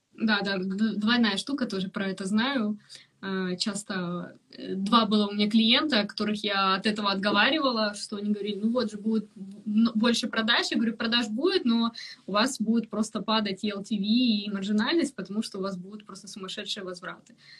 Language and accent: Russian; Ukraine; now in London, United Kingdom; я там из Украины